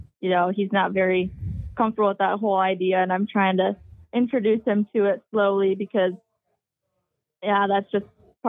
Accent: Minnesota, United States; though I grew up skiing in Minnesota.

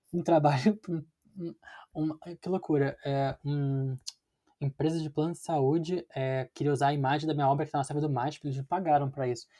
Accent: Rio de Janeiro, Brazil; now in São Paulo, Brazil; eu sou carioca, e tive uma educação no Parque Laje

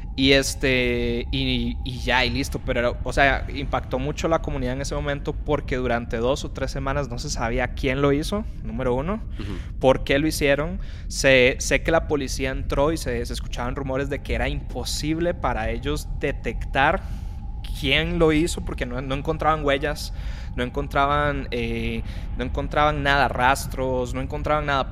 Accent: Costa Rica; moved away; no soy mexicano, soy de Costa Rica

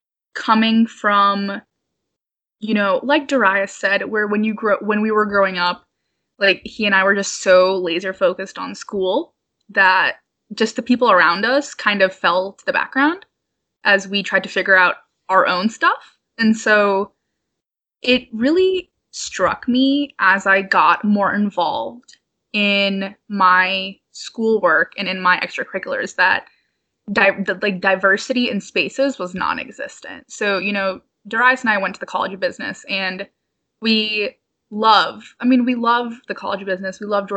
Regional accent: India; I am Indian. I am super Indian.

